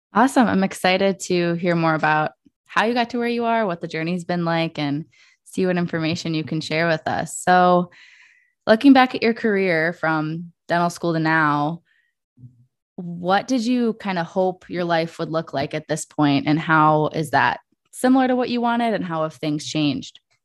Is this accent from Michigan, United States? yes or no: yes; Detroit, Michigan, United States; in Metro Detroit, where I grew up